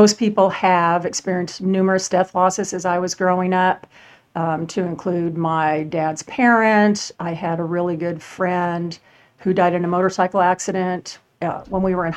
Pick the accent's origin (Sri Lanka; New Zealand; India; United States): United States; Southern California; moved away as an adult; also born or lived in Arizona; now in San Antonio, United States; I was born in Arizona, moved to California when I was three